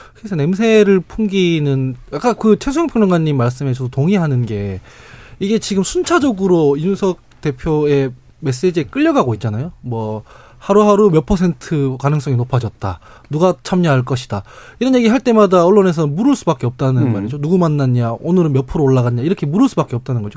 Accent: Daegu, South Korea; 제가 대구 출신인데

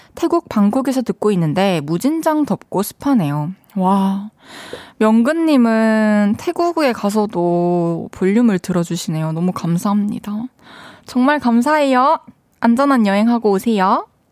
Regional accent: Changwon, South Gyeongsang, South Korea; also born or lived in Daegu / Busan; 저는 이제 대구에서 태어나가지고 마산에서 초중교 나오고 대, 학교를 부산에서 나왔어

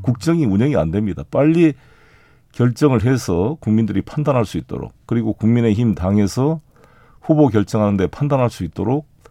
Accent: South Jeolla, South Korea; 제 고향인 전남 공으로 갑니다.

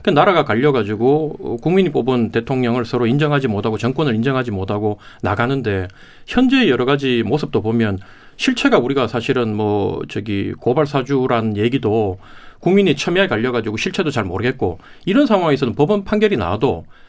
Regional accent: Daegu, Daegu / North Gyeongsang, South Korea; 제 고향인 대구 경북을

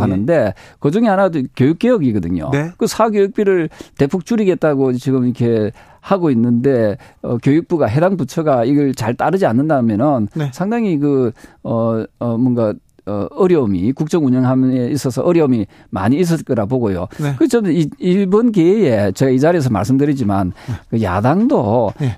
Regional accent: Busan, South Korea; 부산 출신인데도

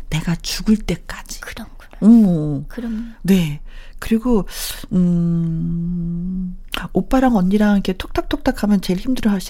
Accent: Seoul, South Korea; 요즘 바쁘시다고 해서 종종 내려가서 일을 돕고 있는데 저는 서울 토박이거든요.

